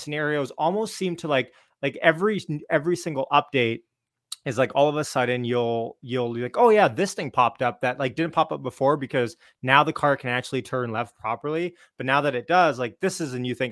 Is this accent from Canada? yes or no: yes; Canada; I'm Canadian